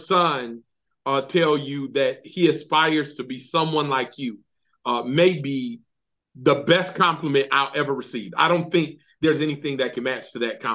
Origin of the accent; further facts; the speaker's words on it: Detroit, Michigan, United States; moved away as an adult; now in Alabama, United States; growing up in Detroit, Michigan